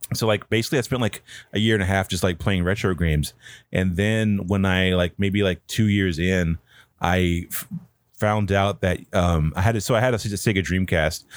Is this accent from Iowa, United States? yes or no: no; Pine Hall, North Carolina, United States; I'm from, um, a really small town from, in North Carolina called Pine Hall, which is where I grew up